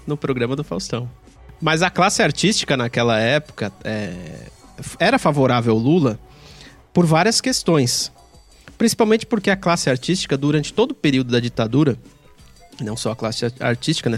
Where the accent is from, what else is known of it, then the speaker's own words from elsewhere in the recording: Brazil; a gente, enquanto brasileiro, e eu tô me incluindo aqui